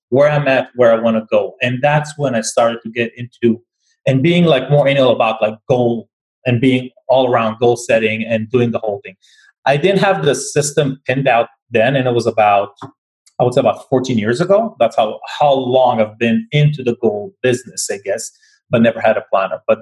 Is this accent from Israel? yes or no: yes; Tel Aviv, Tel Aviv District, Israel; moved away; So but before that, I came from Tel Aviv as well, from Israel. So I'm not, I've been here for 21 years.